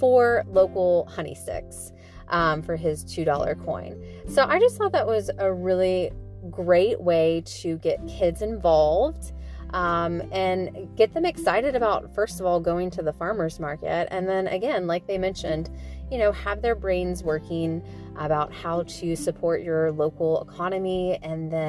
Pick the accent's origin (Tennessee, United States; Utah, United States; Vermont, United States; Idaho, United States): Tennessee, United States; Nashville; also born or lived in Franklin, Tennessee; we come from Franklin and Nashville